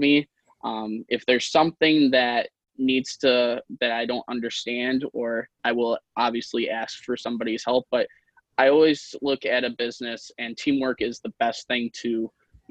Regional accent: Wisconsin, United States; also born or lived in Russia; I was actually adopted from Russia, which is kind of cool. But I've always lived here in Wisconsin

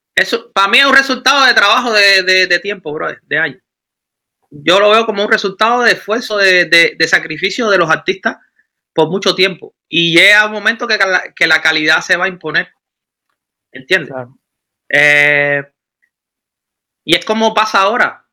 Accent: Cuba; now in Germany; vengo de Cuba, estoy en Alemania, pero traigo mi, cultura

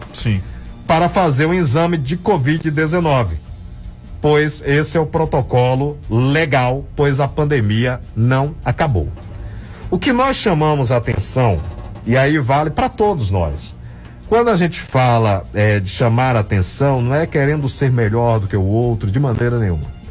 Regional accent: Brazil; eu sou brasileiro

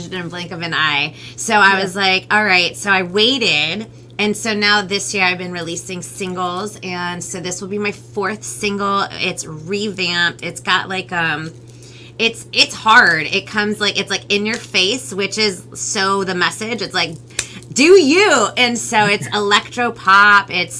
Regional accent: United States; first language Spanish; English is a second language; I'm Peruvian American. Spanish actually was my very first language. Yeah, like, so I'm first generation, so my mom's Peruvian and my dad's Romanian

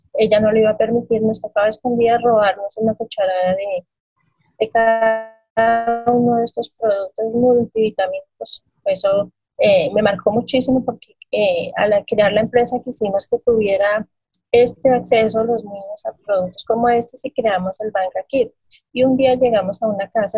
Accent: Boyacá, Colombia; Soy colombiana, soy de mm, eh, origen boyacense, es un departamento de Boyacá, aquí en el centro del país.

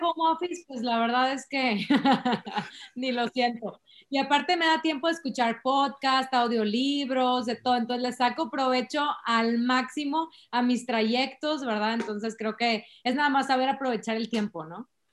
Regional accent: San Pedro Garza García, Nuevo León, Mexico; also born or lived in Carretera Nacional, Monterrey; yo toda la vida crecí en San Pedro

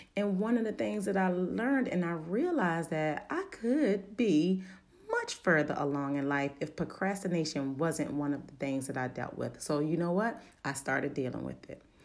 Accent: Baltimore, Maryland, United States; accent: Baltimore dialect; I'm from Baltimore. Sometimes that little Baltimore dialect

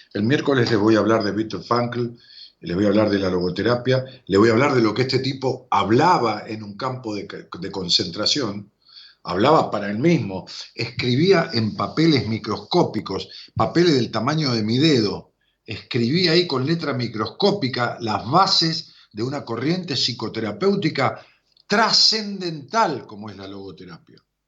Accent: Argentina; los argentinos, melancólicos, dramáticos, que nunca salimos de la historia

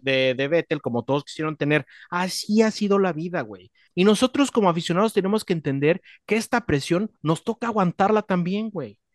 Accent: Mexico; Nosotros como mexicanos

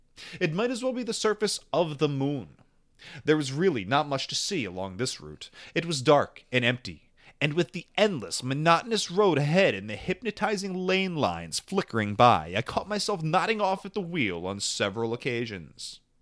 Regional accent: California, United States; I decided to take a road trip from my hometown in California to Denver, Colorado, to visit a friend of mine there.

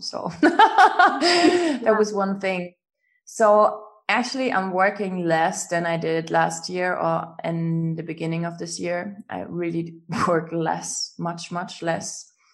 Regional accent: Germany; English is a second language; I'm from Germany

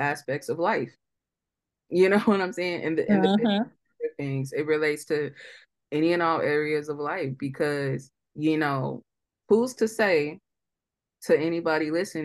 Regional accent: St. Louis, Missouri, United States; we're from St. Louis

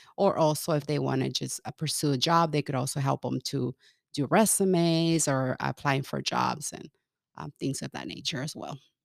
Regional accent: California, United States; moved away as an adult; also born or lived in Mexico / Kansas; now in Omaha, United States; I grew up in California

